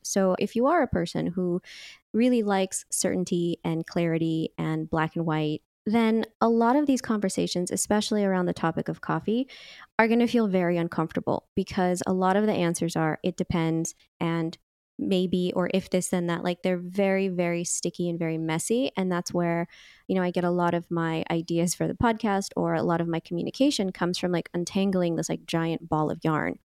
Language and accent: English; Bay Area, California, United States; also born or lived in Napa Valley; I grew up in the Bay Area as well